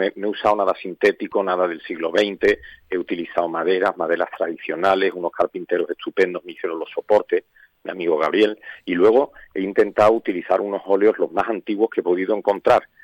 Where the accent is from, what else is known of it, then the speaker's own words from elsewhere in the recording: Seville, Andalusia, Spain; que soy de Triana